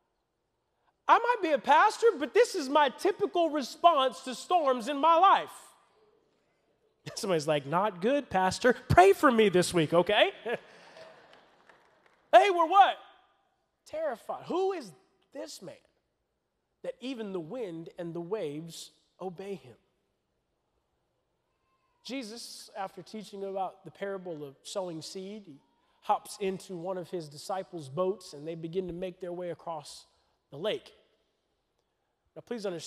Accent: Florida, United States; I'm from Florida.

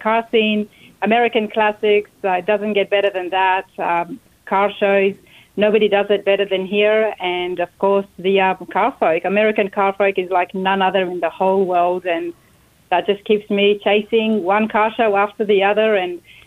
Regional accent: Sydney, New South Wales, Australia; moved away as an adult; now in United States; Trains and buses everywhere, especially where I grew up in Sydney

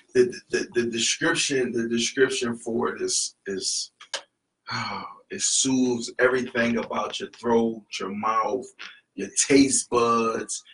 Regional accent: Philadelphia, Pennsylvania, United States; moved away; we're from the East Coast, we're from Philadelphia

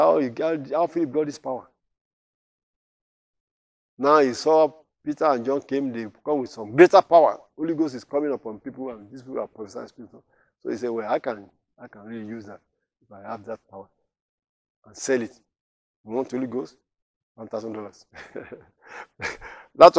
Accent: Nigeria; now in United States; I'm in America now. When I was to visit Nigeria many years ago, I think 1992 was the last time I was there

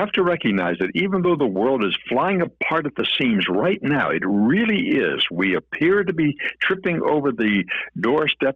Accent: New Kensington, Pennsylvania, United States; I was born in New Kensington, Pennsylvania, outside of Pittsburgh

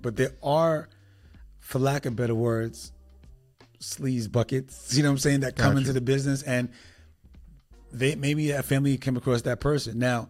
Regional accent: New York City, New York, United States; I'm originally from New York City, so we was able to leave New York and vacation.

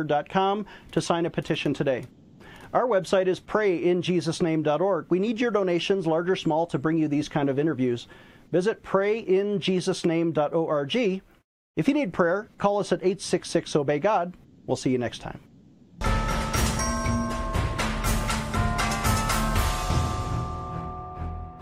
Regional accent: Buffalo, New York, United States; Buffalo, New York, my hometown

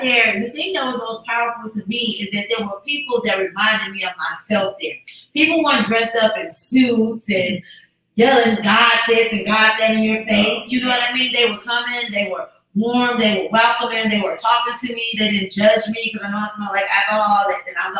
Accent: Chicago, Illinois, United States; growing up in Chicago, where I grew up at, it was secluded

